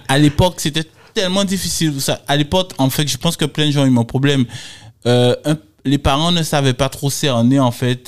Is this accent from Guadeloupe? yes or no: yes; Les Abymes, Guadeloupe; je viens des Abîmes, euh, issu d'une famille modeste